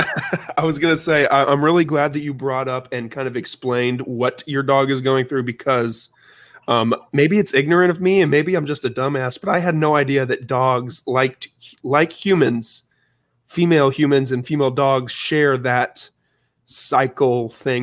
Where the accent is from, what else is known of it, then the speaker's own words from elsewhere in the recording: Illinois, United States; moved away; I grew up, I was born in Illinois